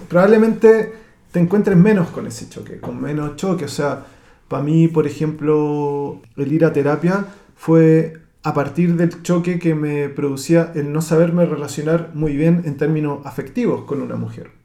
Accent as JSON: {"language": "Spanish", "town": "Santiago", "region": "Santiago Metropolitan Region", "country": "Chile", "tie": "born or raised there", "moved": "yes", "lives_now": "Spain", "said": "llegamos de todas las comunas de Santiago, o sea, yo no tenía, por ejemplo, en mi curso no tenía nadie que viviera en mi comuna"}